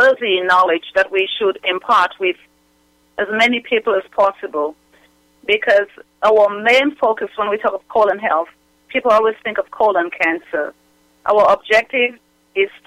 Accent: Dominica; also born or lived in England / Newark, New Jersey; now in United States; I was born in England, raised in Dominica

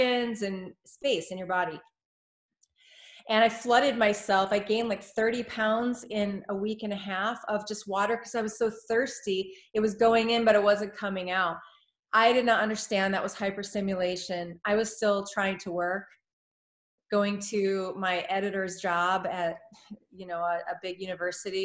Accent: United States; as an American

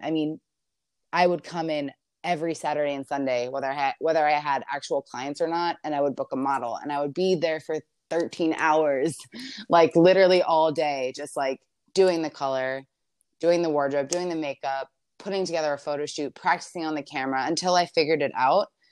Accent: Maryland, United States; moved away as an adult; now in Los Angeles, United States; I'm from Maryland, so I live in L A right now, but I was born and raised in Maryland, lived my whole life there

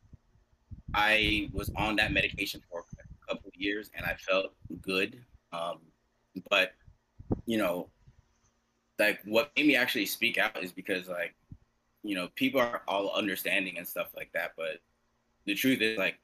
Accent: New York City, New York, United States; I grew up in Garrison Beach, Brooklyn

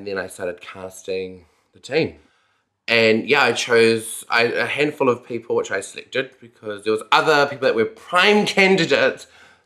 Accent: Napier, Hawke's Bay, New Zealand; also born or lived in Wellington; now in Auckland, New Zealand; I come from a town called Napier, Hawke's Bay

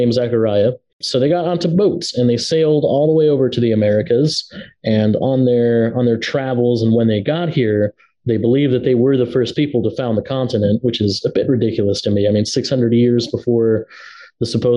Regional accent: Utah, United States; also born or lived in Tijuana, Mexico; I grew up in Utah for quite a few years

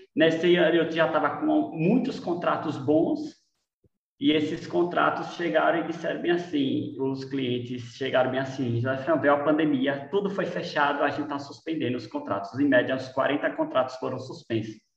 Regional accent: Lagarto, Sergipe, Brazil; moved away as an adult; now in Aracaju, Brazil; Eu sou do, do, de Lagarto, do interior de Lagarto, eu sou filho de agricultores

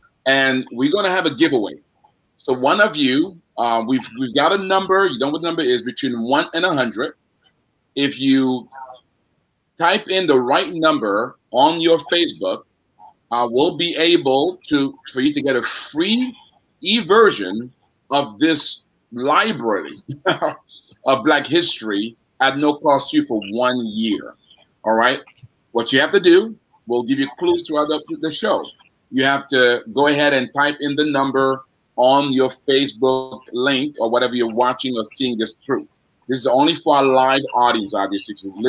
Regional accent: Washington, District of Columbia, United States; I grew up in Washington, D.C.

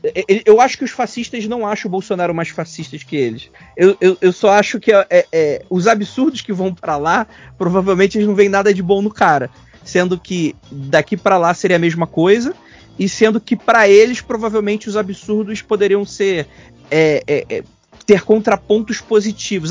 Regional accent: Rio de Janeiro, Brazil; eu sou carioca

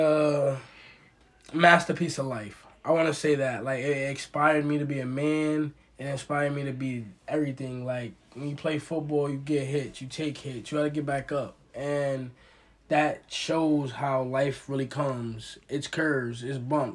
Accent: New York City, New York, United States; I'm from Brooklyn, New York, which I would say again, I'm from a hood where people are struggling still

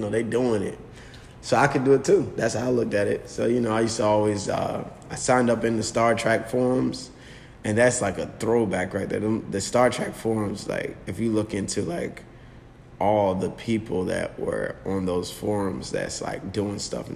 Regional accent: Virginia Beach, Virginia, United States; I'm from Virginia Beach. It's like born and raised out here

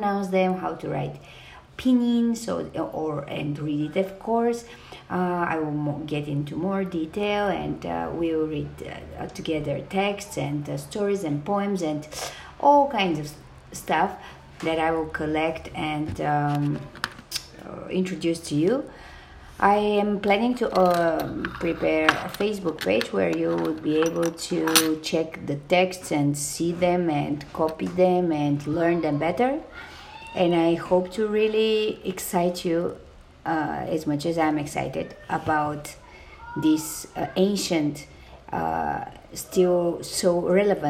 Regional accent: Bulgaria; moved away as an adult; also born or lived in Beijing, China; I come from Bulgaria

